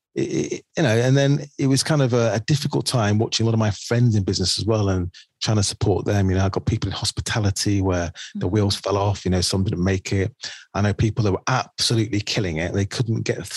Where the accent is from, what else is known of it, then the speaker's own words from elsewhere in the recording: the north of England, United Kingdom; when I came out of my school in the north of England